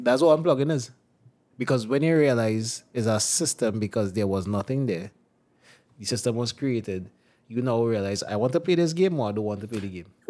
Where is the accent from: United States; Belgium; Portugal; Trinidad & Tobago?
Trinidad & Tobago